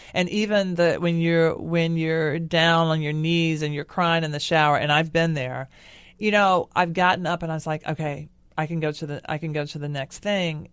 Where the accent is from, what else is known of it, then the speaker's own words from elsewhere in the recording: Nashville, Tennessee, United States; my hometown of Nashville